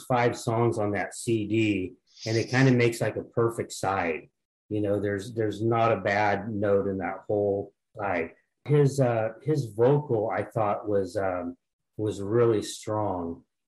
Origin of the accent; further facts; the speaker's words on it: Sacramento, California, United States; Okay, I'm from Sacramento, California.